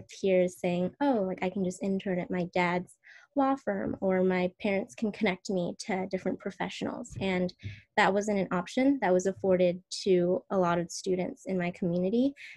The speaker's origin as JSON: {"language": "English", "area": "San Francisco Bay Area", "region": "California", "country": "United States", "tie": "born or raised there", "said": "growing up in the San Francisco Bay Area"}